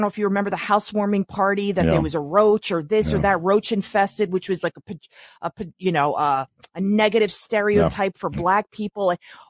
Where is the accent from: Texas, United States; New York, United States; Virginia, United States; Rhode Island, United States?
New York, United States; New York City; We're here in New York. I'm from New York City. I'm from the Bronx.